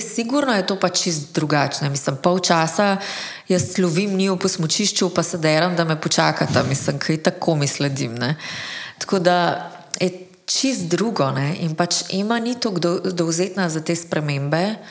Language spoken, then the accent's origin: Slovenian; Slovenia; smo Slovenci